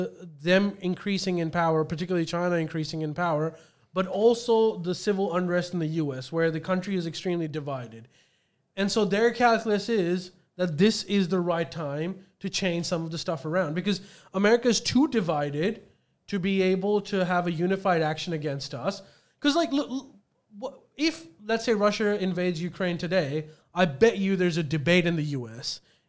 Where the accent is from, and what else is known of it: Australia